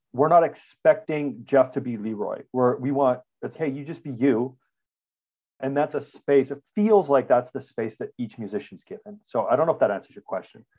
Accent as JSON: {"language": "English", "town": "Regina", "region": "Saskatchewan", "country": "Canada", "tie": "born or raised there", "said": "I'm a Canadian. We grew up in Regina, Saskatchewan"}